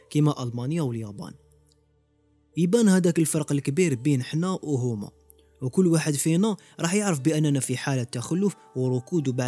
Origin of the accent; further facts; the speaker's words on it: Algeria; علاش حنا كمجتمع جزائري ولا كأمة عربية مازلنا في الحضيض ومازلنا متأخرين